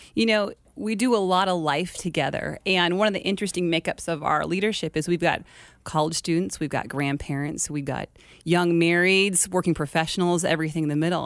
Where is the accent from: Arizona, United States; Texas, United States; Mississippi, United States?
Arizona, United States; Glendale; Born and raised Glendale, Arizona.